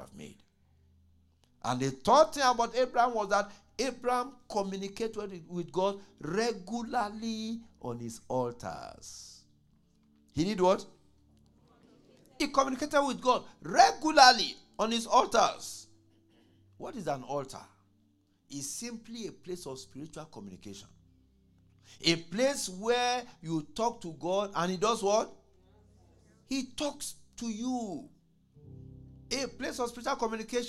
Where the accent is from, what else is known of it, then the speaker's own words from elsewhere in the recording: Nigeria; moved away as an adult; when I was growing up in Nigeria